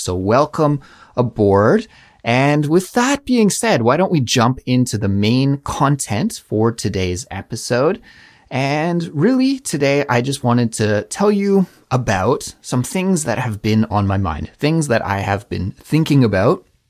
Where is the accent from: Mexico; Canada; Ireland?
Canada; moved away as an adult; also born or lived in Montreal; now in South Korea; a Canadian person living abroad in South Korea